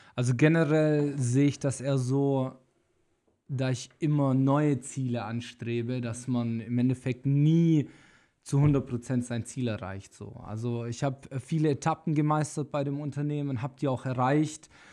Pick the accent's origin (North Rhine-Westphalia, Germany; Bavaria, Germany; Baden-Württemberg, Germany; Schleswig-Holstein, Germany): Baden-Württemberg, Germany; Stuttgart; moved away as an adult; also born or lived in Australia; now in Cologne, Germany; ich bin ursprünglich aus Stuttgart. Ich habe meine Wurzeln in Stuttgart. Dort habe ich quasi mein ganzes Leben verbracht